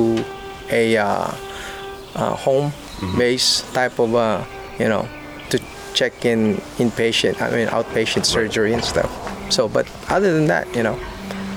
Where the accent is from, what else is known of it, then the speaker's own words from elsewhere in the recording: Los Angeles, California, United States; also born or lived in Philippines; my mom lived in Hollywood, where I grew up